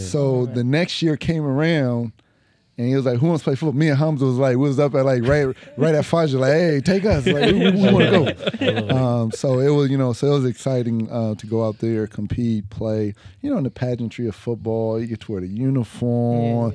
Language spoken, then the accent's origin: English; Pomona, California, United States; also born or lived in Los Angeles, California; I was born in Los Angeles, California, but raised in Pomona, California in the 80s and 90s